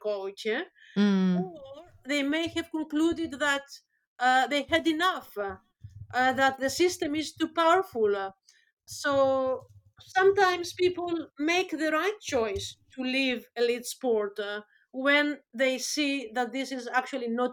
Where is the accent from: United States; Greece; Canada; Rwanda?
Greece; moved away as an adult; now in Birmingham, United Kingdom; I'm from Greece originally